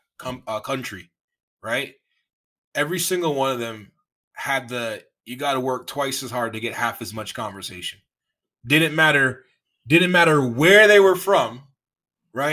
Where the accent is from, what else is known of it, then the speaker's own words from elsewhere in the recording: Toronto, Ontario, Canada; I'm from Toronto